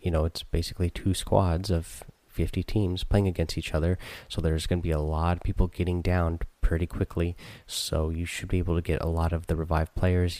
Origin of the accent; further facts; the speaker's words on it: Southern Oregon, United States; I grew up in Southern Oregon